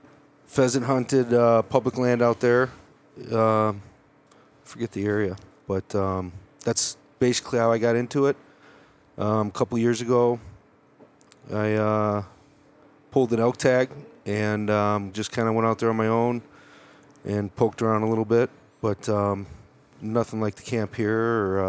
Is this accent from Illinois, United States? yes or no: yes; Chicago, Illinois, United States; moved away as an adult; now in Colorado, United States; So I grew up in Chicago, moved to Colorado in 99 for college, and went to CSU Fort Collins, and have stuck around in Colorado since then.